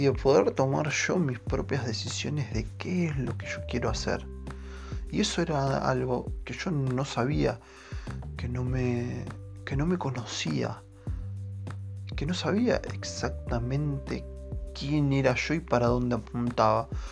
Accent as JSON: {"language": "Spanish", "town": "Quilmes", "region": "Buenos Aires Province", "country": "Argentina", "said": "yo soy de Quilmes"}